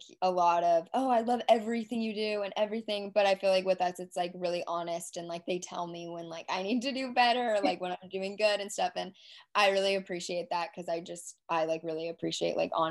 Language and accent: English; Dallas, Texas, United States; I grew up in Dallas